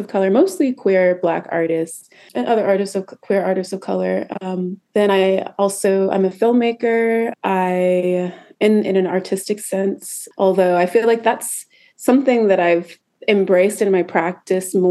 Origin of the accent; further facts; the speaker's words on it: Seattle, Washington, United States; moved away as an adult; also born or lived in New York; I am originally from Seattle, Washington. That's where I grew up